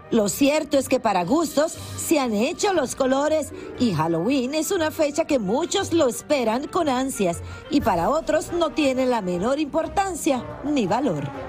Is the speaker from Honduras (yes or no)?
no; Dominican Republic; mi gente dominicana